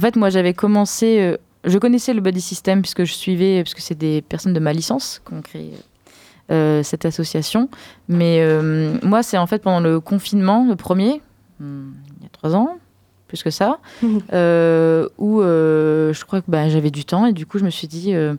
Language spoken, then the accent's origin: French; France